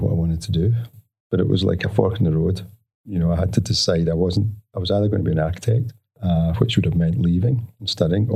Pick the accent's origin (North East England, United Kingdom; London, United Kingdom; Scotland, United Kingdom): Scotland, United Kingdom; Glasgow; moved away as an adult; now in Australia; I'm a Glaswegian. I grew up in the west of Scotland